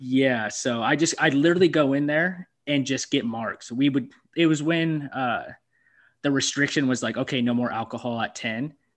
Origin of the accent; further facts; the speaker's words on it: Aberdeen, United States; my hometown, Aberdeen